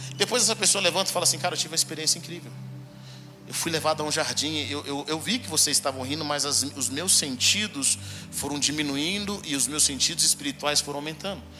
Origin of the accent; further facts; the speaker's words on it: Brazil; moved away as an adult; also born or lived in Sarasota, United States; now in United States; Eu nasci nos Estados Unidos, mas vim para o Brasil quando era bem pequeno. E aos 24 anos eu volto para lá